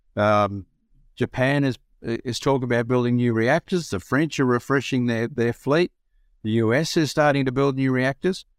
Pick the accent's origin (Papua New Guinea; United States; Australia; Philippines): Australia; Broken Hill, New South Wales; I'm a Broken Hill boy, so I was born in Broken Hill